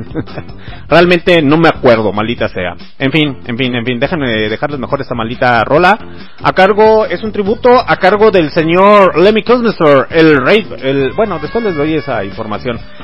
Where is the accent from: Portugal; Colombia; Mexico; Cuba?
Mexico; now in León, Mexico; soy mexicano